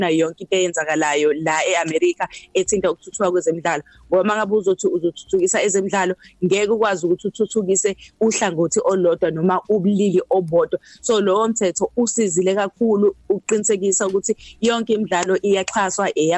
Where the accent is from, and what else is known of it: South Africa